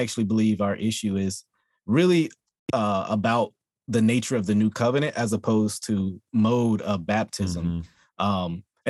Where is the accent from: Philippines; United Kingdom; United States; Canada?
United States; Texas; also born or lived in Louisiana; I was born in Louisiana, and my mom made the right decision to get us out at a young age to come to Texas.